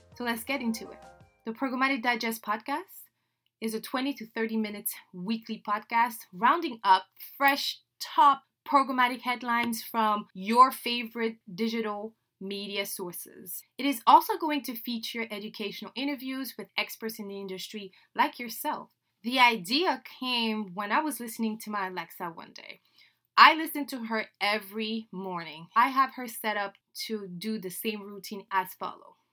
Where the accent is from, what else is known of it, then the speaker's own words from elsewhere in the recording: Dakar, Senegal; first language French; English is a second language; moved away as an adult; now in United States; I was born and raised in Dakar, Senegal, West Africa